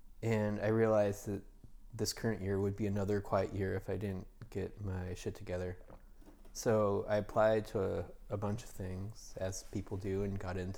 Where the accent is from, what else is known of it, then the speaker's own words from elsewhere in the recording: Massachusetts, United States; moved away as an adult; also born or lived in New York; I'm from Massachusetts, and I went to college for sculpture at the Massachusetts College of Art and graduated.